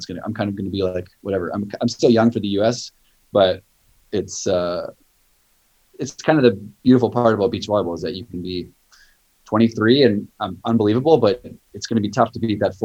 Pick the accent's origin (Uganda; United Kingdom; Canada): Canada; now in United States; growing up in Canada